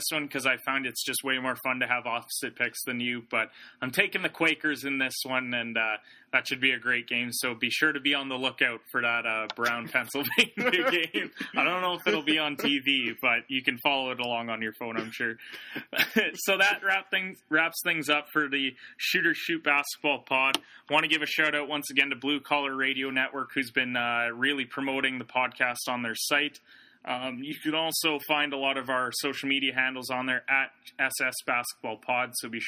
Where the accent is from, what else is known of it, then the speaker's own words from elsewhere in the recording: Canada; we're Canadian